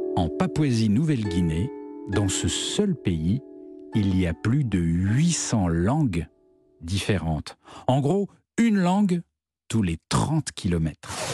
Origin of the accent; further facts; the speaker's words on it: France; je viens de France